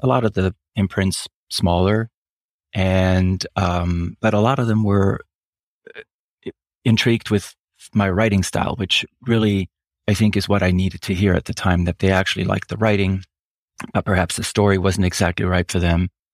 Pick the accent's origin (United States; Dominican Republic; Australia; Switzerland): Switzerland; first language German; English is a second language; moved away; I am Swiss